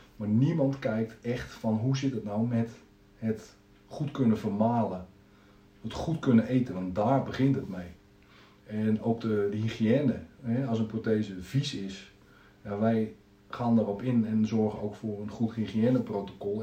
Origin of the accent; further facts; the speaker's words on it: Zeist, Utrecht, Netherlands; geboren en getogen in Zeist. Altijd hier gebleven